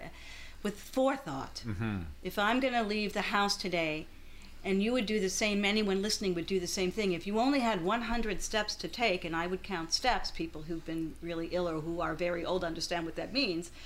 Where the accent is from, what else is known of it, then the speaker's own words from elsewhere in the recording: Louisville, Kentucky, United States; now in Philadelphia, United States; my hometown, Louisville, Kentucky